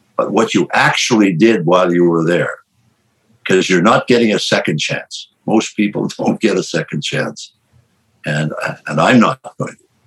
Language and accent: English; Canada; I'm a Canadian